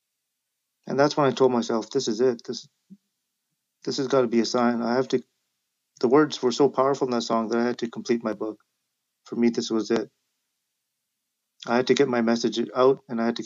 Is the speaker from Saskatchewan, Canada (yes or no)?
no; Vancouver, British Columbia, Canada; a South Asian kid growing up in South Vancouver